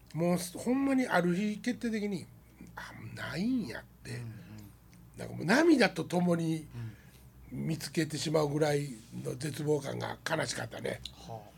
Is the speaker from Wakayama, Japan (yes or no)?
yes; Wakayama, Japan; moved away as an adult; 俺が和歌山帰って